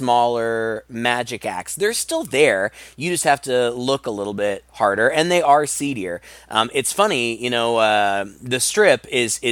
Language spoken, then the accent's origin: English; Midwest, United States; I'm from the Midwest